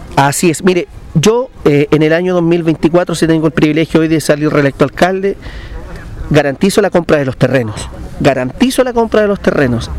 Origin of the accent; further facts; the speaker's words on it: Linares, Maule, Chile; la ciudad donde yo nací